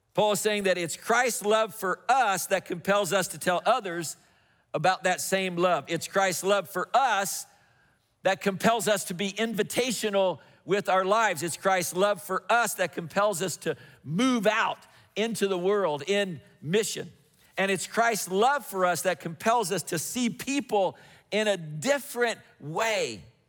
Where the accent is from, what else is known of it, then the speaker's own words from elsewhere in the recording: Indiana, United States; moved away; I grew up in Indiana